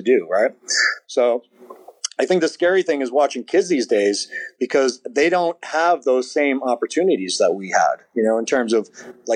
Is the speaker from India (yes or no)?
no; São Miguel, Azores, Portugal; moved away; I was born in Portugal and on the island, you know, San Miguel and the Azores.